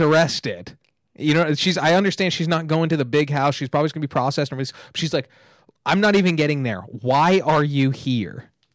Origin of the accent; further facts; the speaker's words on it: two hours from LA, California, United States; now in Los Angeles, United States; I went to my hometown, it's just outside, like, two hours from L